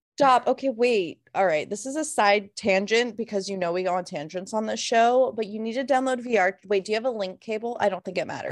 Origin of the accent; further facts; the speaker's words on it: Florida, United States; moved away; we're originally from Florida